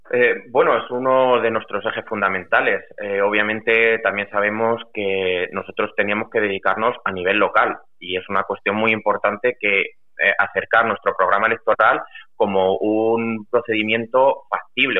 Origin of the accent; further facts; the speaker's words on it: Valdepeñas, Castilla-La Mancha, Spain; also born or lived in Lleida; echaba mucho, mucho, mucho de menos mi pueblo y mi gente